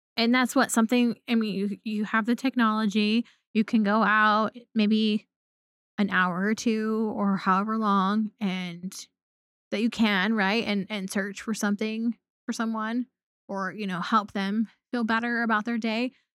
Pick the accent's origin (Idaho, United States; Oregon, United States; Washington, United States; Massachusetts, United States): Oregon, United States; Pacific Northwest; I grew up in the Pacific Northwest